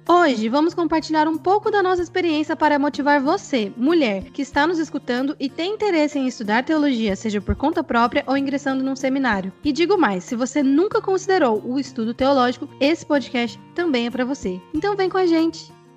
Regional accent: Goiânia, Goiás, Brazil; moved away as an adult; now in Atlanta, United States; a sede é em Goiânia, que é a minha cidade natal

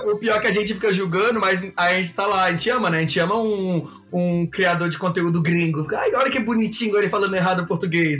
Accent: Brazil; a gente é brasileiro

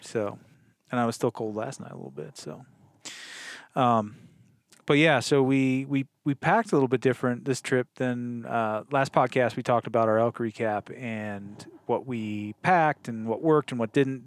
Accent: Wisconsin, United States; moved away; I grew up in Wisconsin

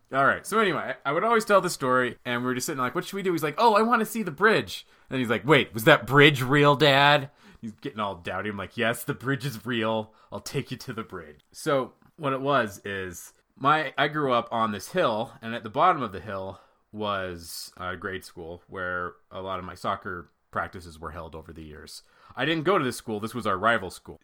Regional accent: Pocatello, Idaho, United States; moved away; also born or lived in Utah; I went back to Pocatello, my hometown, about a month ago with my family

